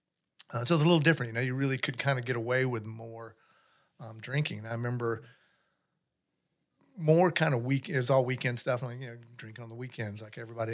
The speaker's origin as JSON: {"language": "English", "town": "North Myrtle Beach", "region": "South Carolina", "country": "United States", "tie": "born or raised there", "said": "I grew up in North Myrtle Beach"}